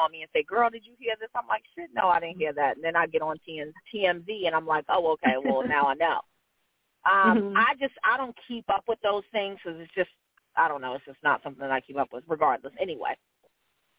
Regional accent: New York, United States; I grew up in New York

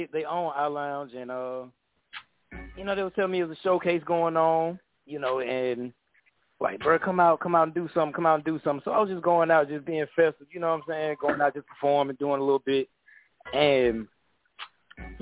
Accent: Atlanta, Georgia, United States; I'm from Atlanta

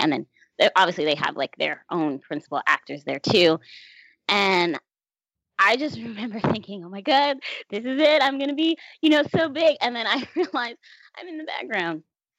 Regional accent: Florida, United States; now in New York City, United States; So I moved from Florida to New York City. No problem, because my grandma lives here.

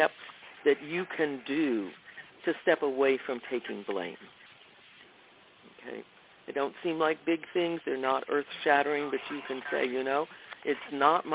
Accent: the South, United States; I grew up in the South

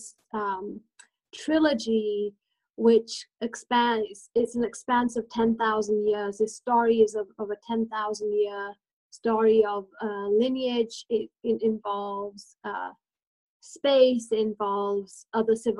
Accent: England, United Kingdom; also born or lived in India; now in New Mexico, United States; I was born in India and I grew up in England, back and forth. And I've been here in New Mexico now for 24 years

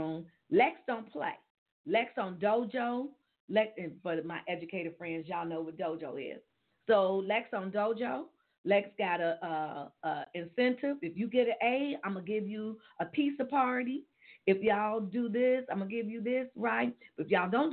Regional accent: Gary, Indiana, United States; we're from Gary and we work in Gary

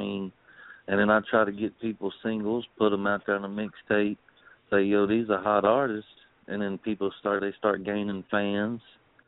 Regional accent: Sicily, Italy; Yeah, well, I'm from Sicily.

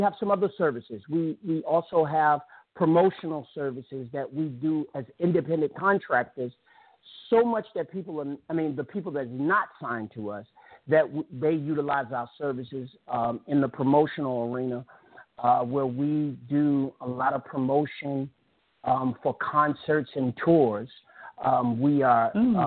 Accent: Richmond, Virginia, United States; I'm from Richmond, Virginia

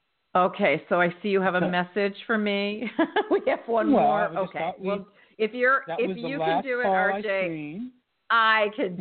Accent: New Jersey, United States; I'm from South Jersey, so I know the energy up there

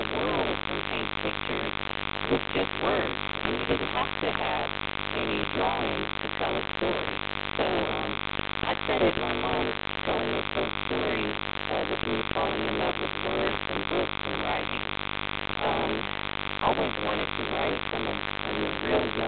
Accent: Columbus, Ohio, United States; also born or lived in Early County, Georgia; I was born in a little county called Early County in Georgia, Georgia. And so that's where my roots are. A lot of my family is from Georgia and Florida. But I grew up in Columbus

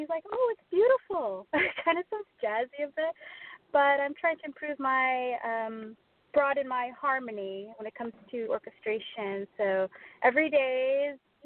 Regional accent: Canada; I'm Canadian. I'm located in Toronto.

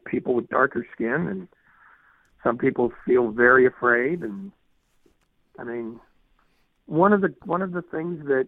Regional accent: Oakland, California, United States; I was born in East Bay, born in Oakland.

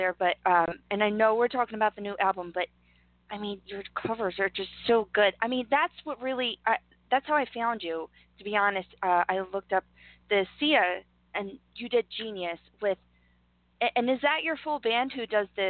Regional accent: Philadelphia, Pennsylvania, United States; We're Philly. We're going to be loud and proud.

